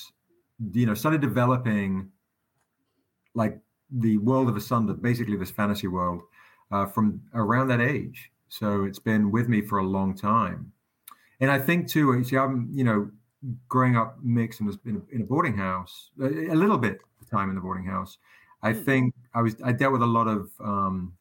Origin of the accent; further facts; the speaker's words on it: England, United Kingdom; moved away; growing up in England